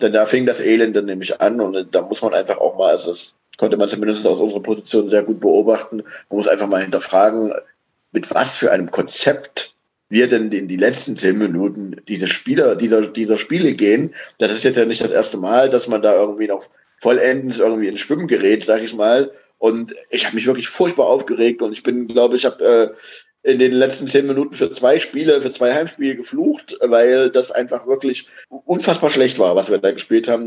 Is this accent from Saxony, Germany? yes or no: yes; Saxony, Germany; vom Dorfverein aus dem äh, aus meinem Heimatdorf